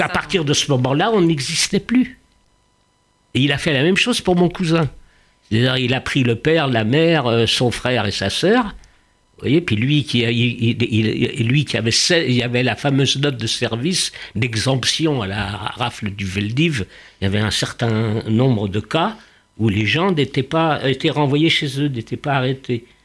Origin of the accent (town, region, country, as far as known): Paris, Île-de-France, France; born or raised there; first language Yiddish; French is a second language